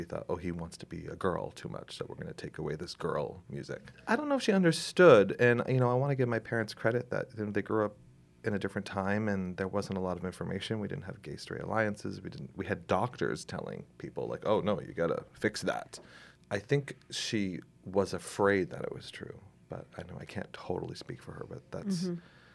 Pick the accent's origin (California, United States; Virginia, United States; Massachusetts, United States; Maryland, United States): Massachusetts, United States; Gloucester; I grew up in Gloucester, was born here